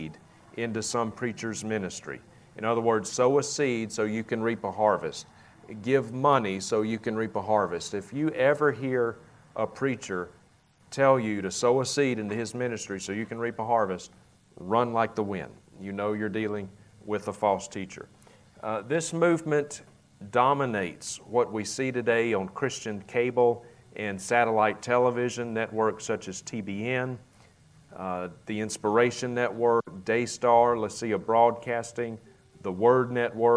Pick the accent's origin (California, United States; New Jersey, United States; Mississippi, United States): Mississippi, United States; Vicksburg; accent: southern; moved away as an adult; now in Idaho, United States; my hometown at the time of Vicksburg, Mississippi